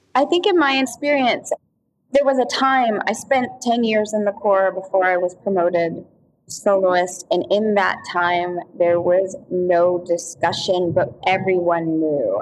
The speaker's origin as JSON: {"language": "English", "town": "Altoona", "region": "Pennsylvania", "country": "United States", "tie": "born or raised there", "said": "growing up in Altoona, Pennsylvania"}